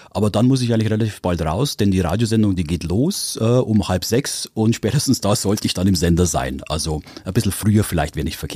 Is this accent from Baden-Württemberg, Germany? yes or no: no; Bechtsried, Bavaria, Germany; also born or lived in Weiden in der Oberpfalz; ich bin aus äh, Weiden in der Oberpfalz, aufgewachsen im schönen Bechtsried